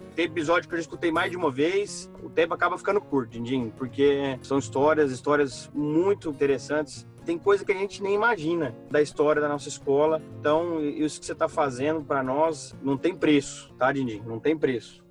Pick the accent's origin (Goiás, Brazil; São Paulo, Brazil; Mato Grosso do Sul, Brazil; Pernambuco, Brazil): Goiás, Brazil; Rio Verde; moved away as an adult; also born or lived in Mato Grosso / Piracicaba; sou daqui de Rio Verde, das Abóbora, Goiás